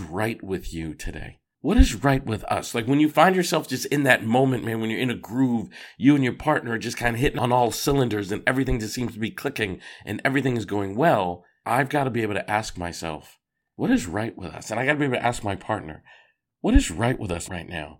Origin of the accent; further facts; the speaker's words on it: Boston, Massachusetts, United States; I grew up in Boston, Massachusetts